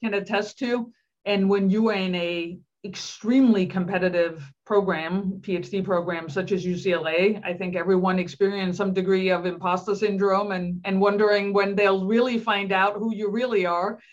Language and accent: English; Denmark; English is a second language; moved away as an adult; also born or lived in Pennsylvania; I grew up in Denmark